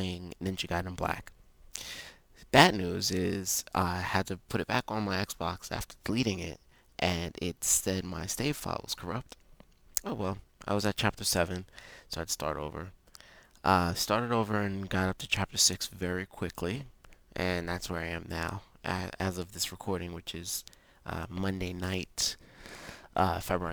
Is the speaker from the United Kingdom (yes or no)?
yes; England, United Kingdom; I speak very, very bad Spanish as an Englishman.